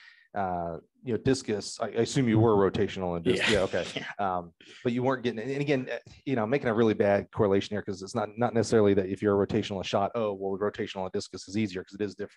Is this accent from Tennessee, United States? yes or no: no; Alabama, United States; I'm from Alabama